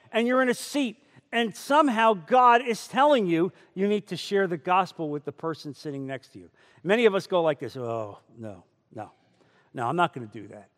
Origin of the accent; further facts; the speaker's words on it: New Jersey, United States; moved away; I come from New Jersey. And that's how we say water, and that's how we say coffee.